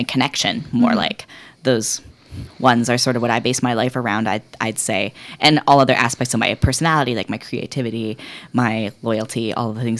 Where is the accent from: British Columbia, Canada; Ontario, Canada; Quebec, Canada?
British Columbia, Canada; I grew up in British Columbia